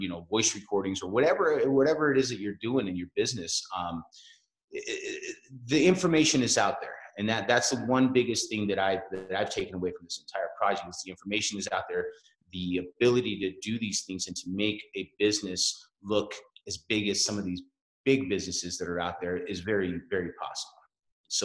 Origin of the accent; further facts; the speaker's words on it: Salt Lake City, Utah, United States; now in Denver, United States; I have roots in Salt Lake City. So, you know, that's where I was born and raised